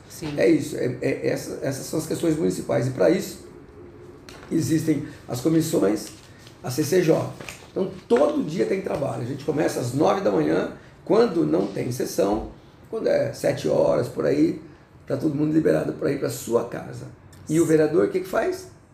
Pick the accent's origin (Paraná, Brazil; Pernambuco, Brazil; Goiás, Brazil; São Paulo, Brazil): São Paulo, Brazil; Jaborandi; moved away as an adult; also born or lived in Americana; now in São Paulo, Brazil; Mas eu não nasci americano, eu nasci numa cidadezinha do interior, pertinho de Barretos